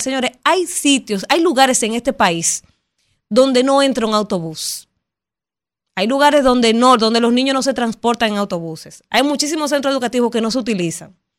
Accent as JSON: {"language": "Spanish", "country": "Dominican Republic", "said": "nosotros como dominicanos"}